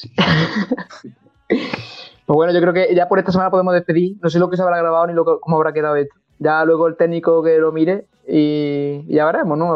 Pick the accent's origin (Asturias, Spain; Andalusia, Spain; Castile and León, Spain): Andalusia, Spain; Montilla; Y Montilla, Montilla, es mi pueblo